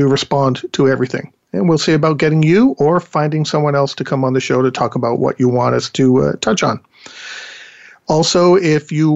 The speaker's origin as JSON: {"language": "English", "region": "England", "country": "United Kingdom", "moved": "yes", "said": "I'm actually from England"}